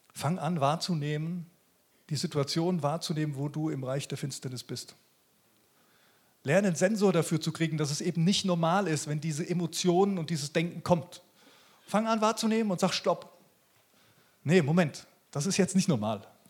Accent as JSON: {"language": "German", "country": "Germany", "said": "bei uns in Deutschland"}